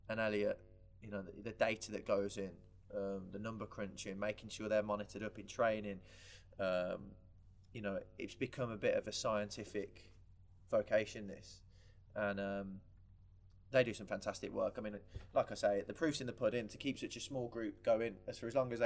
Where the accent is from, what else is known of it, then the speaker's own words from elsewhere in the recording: England, United Kingdom; as proud Englishman as I am